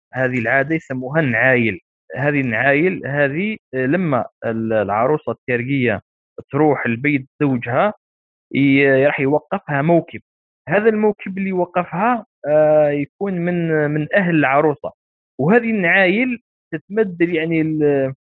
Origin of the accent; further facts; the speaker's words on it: Algeria; إحنا كجزائريين